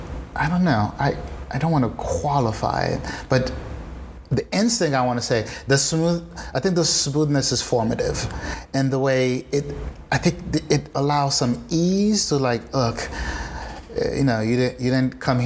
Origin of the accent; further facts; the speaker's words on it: Haiti; English is a second language; I learned English at school in Haiti